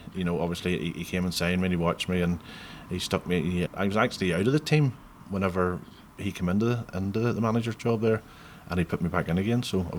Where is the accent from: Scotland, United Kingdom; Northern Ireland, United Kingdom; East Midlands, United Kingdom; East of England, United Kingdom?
Northern Ireland, United Kingdom; Whitehead; growing up in Whitehead